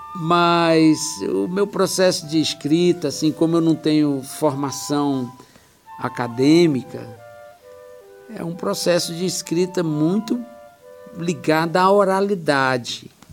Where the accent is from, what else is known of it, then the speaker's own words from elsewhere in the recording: Brasília, Federal District, Brazil; eu nasci aqui na, em Brasília, né? Eu, na Cidade Livre, que hoje se chama Núcleo Bandeirante, e vivi minha vida toda aqui, Taguatinga, Ceilândia